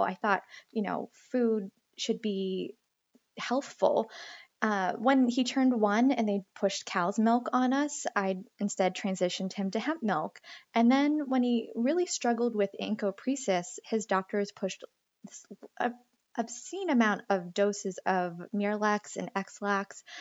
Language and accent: English; Greenville, Pennsylvania, United States; moved away as an adult; also born or lived in San Francisco / Boston; now in Ashland, Massachusetts, United States; I'm from Greenville, Pennsylvania